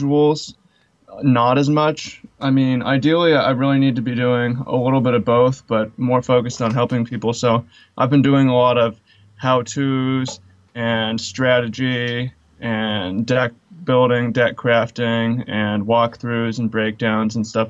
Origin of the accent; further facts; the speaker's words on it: Seattle, Washington, United States; I'm from Seattle, Washington